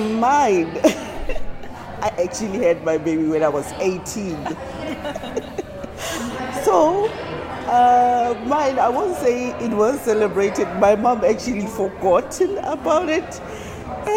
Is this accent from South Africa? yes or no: yes; South Africa; moved away; I'm from South Africa